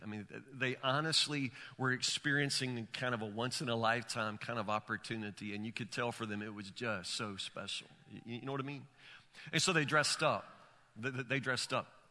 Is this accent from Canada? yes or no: no; Woodburn, United States; I'm from Woodburn